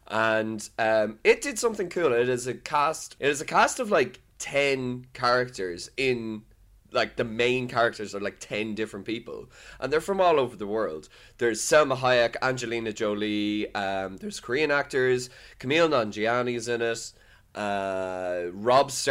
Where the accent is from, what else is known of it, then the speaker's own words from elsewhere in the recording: Dublin, Leinster, Ireland; yeah, I am from Dublin, and I will be from Dublin in this movie.